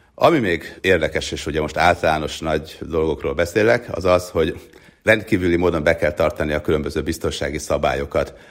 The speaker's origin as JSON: {"language": "Hungarian", "country": "Hungary", "moved": "yes", "lives_now": "United States", "said": "létezik olyan ország, ahonnan mi jövünk"}